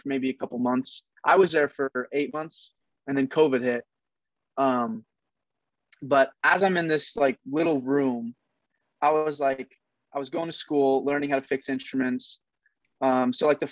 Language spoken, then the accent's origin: English; Oregon, United States; also born or lived in Kent, Washington; Right now I'm in Oregon. I'm from Oregon. I'm like an hour away from Portland.